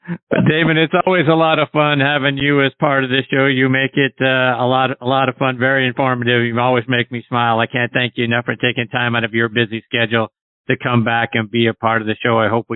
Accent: Pittsburgh, Pennsylvania, United States; You may know that I'm from Pittsburgh. I'm a huge Steelers fan

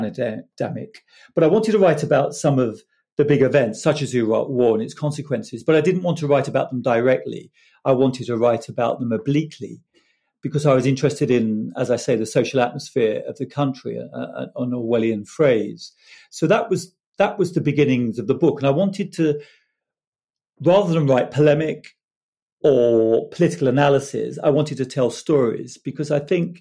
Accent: Harlow, East of England, United Kingdom; moved away; I grew up in Hollow Newtown, where my aunt still lives

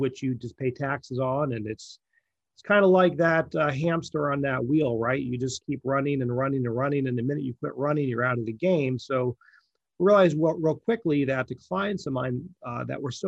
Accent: Pennsylvania, United States; moved away as an adult; now in Manhattan Beach, United States; I grew up in Pennsylvania

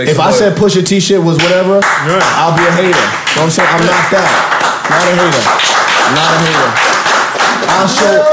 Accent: Long Island, New York, United States; I come from Long Island, New York

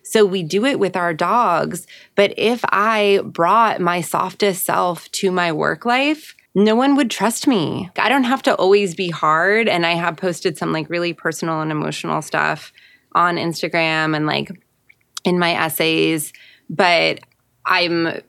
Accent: New York, United States; I grew up in New York

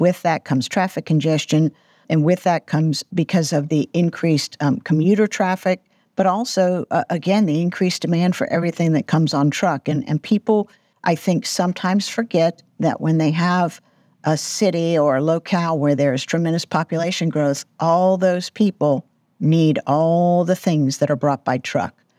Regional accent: Atlanta, Georgia, United States; my hometown here in Atlanta

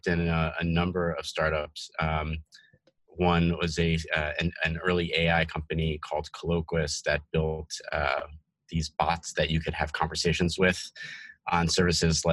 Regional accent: New Jersey, United States; also born or lived in Bronx, New York City / Portland, Oregon; raised in New York City and in New Jersey, where I had most of my childhood and grew up and went to high school.

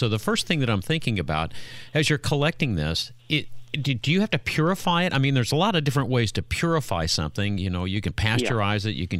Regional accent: Indiana, United States; We're from Indiana.

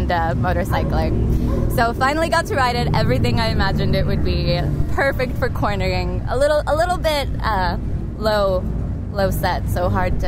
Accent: Omaha, Nebraska, United States; moved away as an adult; now in Tokyo, Japan; I grew up in Omaha, Nebraska

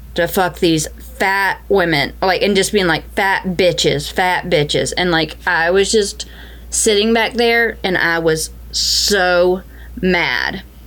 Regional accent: the South, United States; Growing up in the South

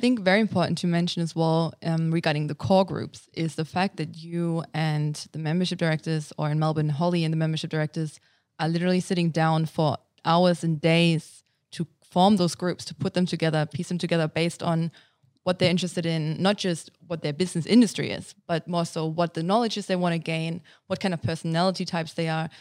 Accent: Germany; English is a second language; moved away as an adult; also born or lived in United States; now in Australia; I was born and raised in Germany and, um, basically lived there until I came to Australia.

